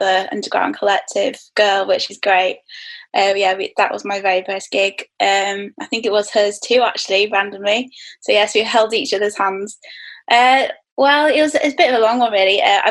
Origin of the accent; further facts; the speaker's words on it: Manchester, North West England, United Kingdom; moved away; Just due to my day job as a designer. So yeah, I'm back in my hometown